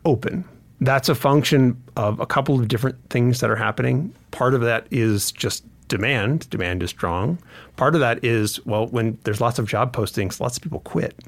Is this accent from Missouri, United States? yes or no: no; Grants Pass, Oregon, United States; now in Montana, United States; I grew up in Grants Pass, Oregon